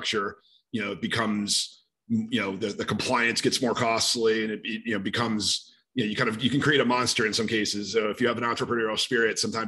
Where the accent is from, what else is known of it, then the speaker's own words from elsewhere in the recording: New York City, New York, United States; also born or lived in Rochester, New York; I'm from the New York City area